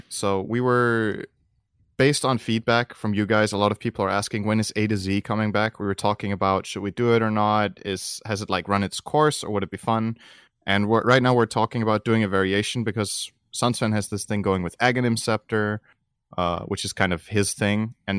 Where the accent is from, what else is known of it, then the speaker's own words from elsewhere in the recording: China; moved away as an adult; I'm an American who was born and raised in China. Parenthesis, I'm Caucasian. I lived there from when I was born, basically until I started college